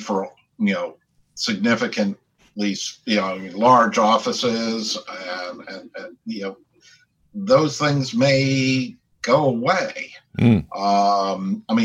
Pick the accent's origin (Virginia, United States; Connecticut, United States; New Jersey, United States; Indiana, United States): New Jersey, United States; Westfield; moved away as an adult; also born or lived in New York City, New York; now in New York, United States; So I grew up in a town called Westfield, New Jersey, about 25 miles out of the city.